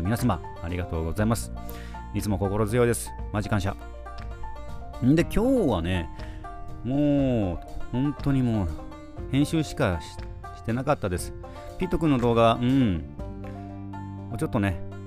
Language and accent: Japanese; Nago, Okinawa, Japan; 僕は名護出身なんでね。